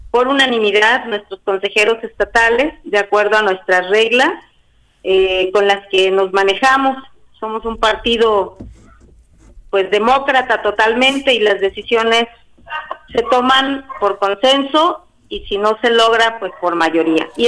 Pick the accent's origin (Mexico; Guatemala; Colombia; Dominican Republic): Mexico; Ayala, Morelos; vengo del municipio de Ayala, zapatista, soy revolucionaria